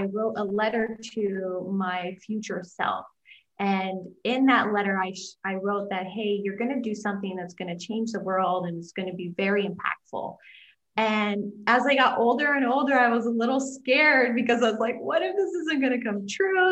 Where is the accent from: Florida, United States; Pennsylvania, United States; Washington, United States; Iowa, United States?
Iowa, United States; I grew up in Iowa. I'm a farm girl.